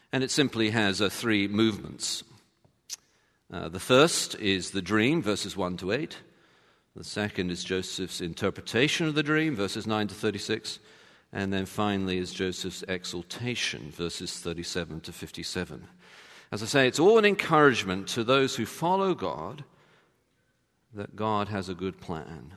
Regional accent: United Kingdom; I'm British

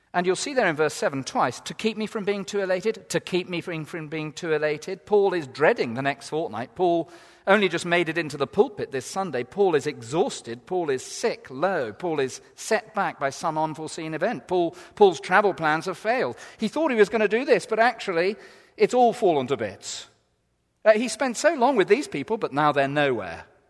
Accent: England, United Kingdom; we're so English

